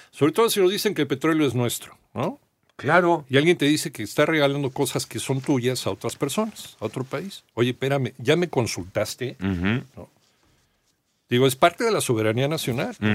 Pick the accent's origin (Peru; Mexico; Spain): Mexico